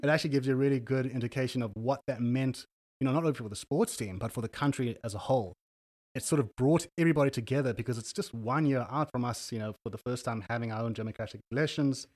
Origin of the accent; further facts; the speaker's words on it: Cape Town, Western Cape, South Africa; first language English; moved away as an adult; now in Copenhagen, Denmark; I'm from Cape Town, South Africa. I've uh, been living there my nearly my entire life, and for the last two years, I've been calling uh, Copenhagen, Denmark, my home.